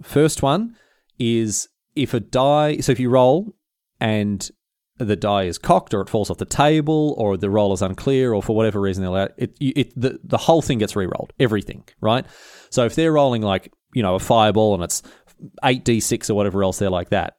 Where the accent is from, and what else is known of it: Australia